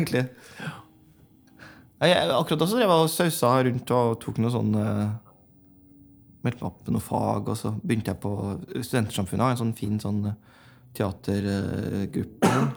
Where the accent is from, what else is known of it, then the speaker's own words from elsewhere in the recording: Lånke, Trøndelag, Norway; moved away as an adult; flytta vi inn på gamle småbruket der hvor jeg vokste opp, ute i Lånke.